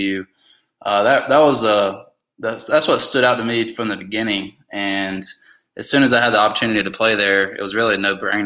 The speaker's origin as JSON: {"language": "English", "town": "Shelby", "region": "North Carolina", "country": "United States", "tie": "born or raised there", "said": "I was a kid from Western North Carolina, went to Crest High School out of Shelby"}